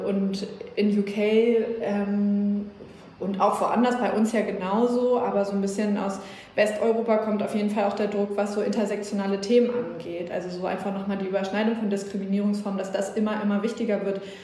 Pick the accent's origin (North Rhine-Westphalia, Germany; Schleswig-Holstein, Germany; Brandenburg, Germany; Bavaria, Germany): Schleswig-Holstein, Germany; ich komme aus Schleswig-Holstein, ich bin mit NDR 2 groß geworden